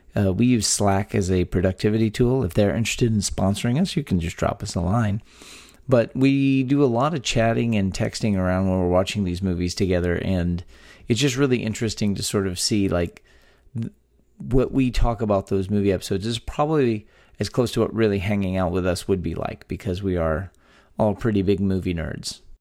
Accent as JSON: {"language": "English", "region": "Texas", "country": "United States", "tie": "born or raised there", "said": "three friends born and raised in the Lone Star State"}